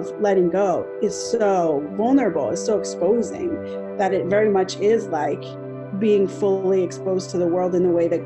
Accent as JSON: {"language": "English", "region": "New Jersey", "country": "United States", "tie": "born or raised there", "also_born_or_lived": "Bogota, Colombia", "said": "And so I was born in Bogota and adopted by a white family and brought to New Jersey"}